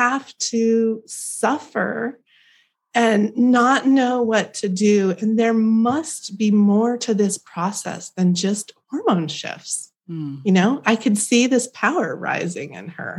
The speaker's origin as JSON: {"language": "English", "region": "Oregon", "country": "United States", "tie": "born or raised there", "also_born_or_lived": "California", "said": "I grew up in the mountains of Oregon"}